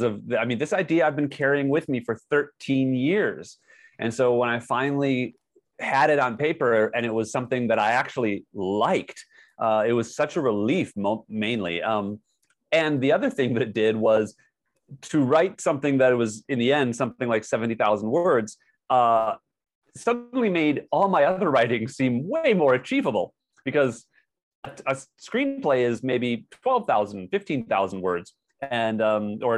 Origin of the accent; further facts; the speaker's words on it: United States; also born or lived in Hollywood, California; I'm an American